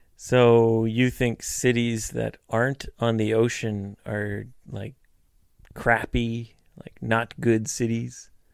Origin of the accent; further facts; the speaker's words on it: Vancouver, British Columbia, Canada; moved away; I'm from British Columbia